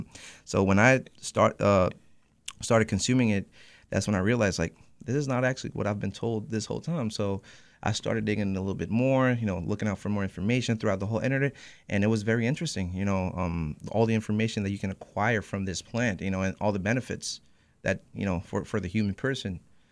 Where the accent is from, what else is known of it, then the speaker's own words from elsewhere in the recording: Puerto Rico; moved away as an adult; now in Holyoke, United States; I was born in Puerto Rico